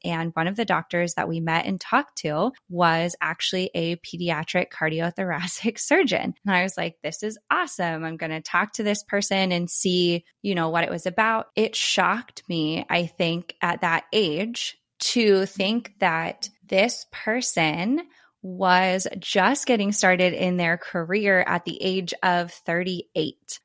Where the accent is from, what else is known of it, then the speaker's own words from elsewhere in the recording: East Coast, United States; moved away; I'm originally from the East Coast